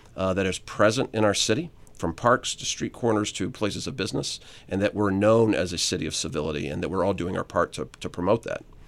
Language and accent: English; Southern Illinois, United States; moved away as an adult; now in Atlanta, United States; I was from Southern Illinois